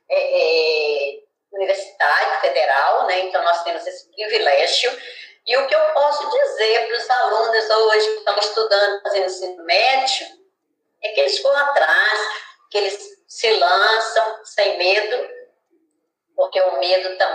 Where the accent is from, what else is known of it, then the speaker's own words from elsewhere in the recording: Bahia, Brazil; moved away as an adult; now in São Mateus, Brazil; moro em São Mateus desde 1992. Né? E assim, fui me adaptando à cidade. Nos primeiros períodos, assim, logo que eu cheguei, eu tive muita dificuldade, porque eu achei o povo daqui bem diferente do povo da Bahia